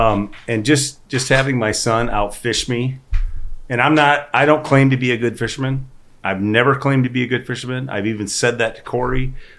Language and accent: English; Northwest Iowa, United States; We're all from the Northwest Iowa.